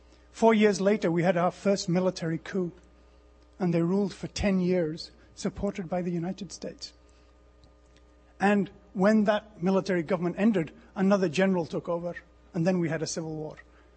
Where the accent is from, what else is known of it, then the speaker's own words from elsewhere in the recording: Pakistan; I'm from Pakistan, by the way.